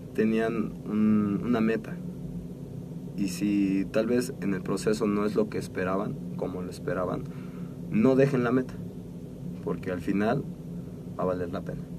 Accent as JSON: {"language": "Spanish", "country": "Mexico", "said": "como buen mexicano"}